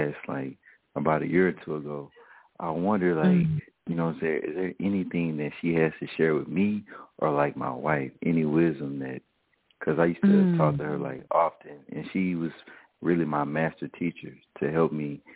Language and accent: English; the South, United States; I'm from the South